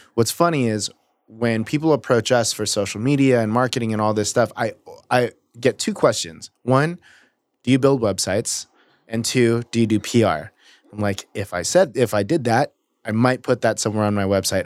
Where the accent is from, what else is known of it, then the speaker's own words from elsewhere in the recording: Mission Viejo, California, United States; I grew up in Mission Viejo too